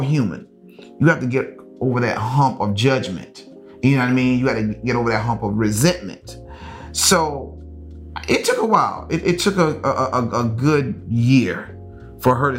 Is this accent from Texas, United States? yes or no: no; Lynchburg, South Carolina, United States; moved away as an adult; now in Los Angeles, United States; I grew up in South Carolina, which is a Bible Belt